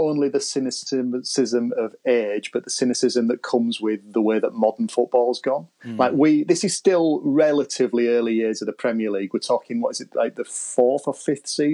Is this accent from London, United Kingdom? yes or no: no; Pudsey, Yorkshire and the Humber, United Kingdom; I'm from Pudsey, just on the outskirts of Leeds